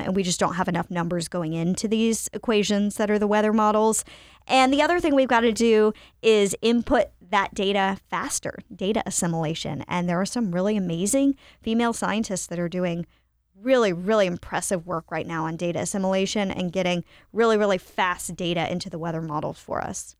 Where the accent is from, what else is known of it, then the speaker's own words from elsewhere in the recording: Winston-Salem, North Carolina, United States; I was a kid growing up in Winston-Salem, North Carolina